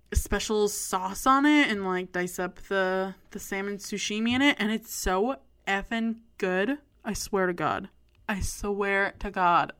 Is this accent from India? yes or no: no; Canada; as a Canadian